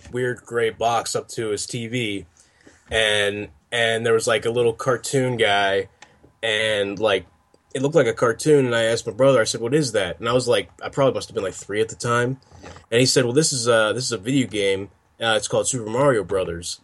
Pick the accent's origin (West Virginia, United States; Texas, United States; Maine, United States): West Virginia, United States; I'm from West Virginia